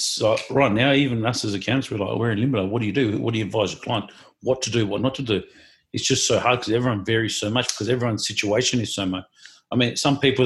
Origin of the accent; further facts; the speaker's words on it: Australia; me as an Australian citizen